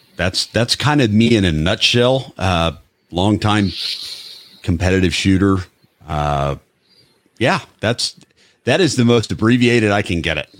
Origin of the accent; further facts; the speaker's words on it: Midwest, United States; I'm from the Midwest